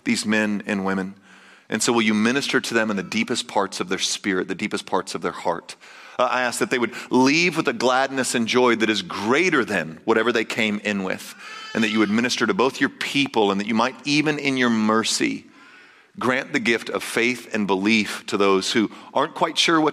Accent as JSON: {"language": "English", "region": "Texas", "country": "United States", "said": "I'm Texan"}